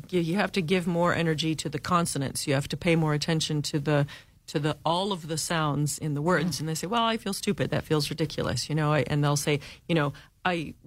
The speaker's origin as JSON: {"language": "English", "country": "United States", "said": "English-speaking, lazy, I think, Americans"}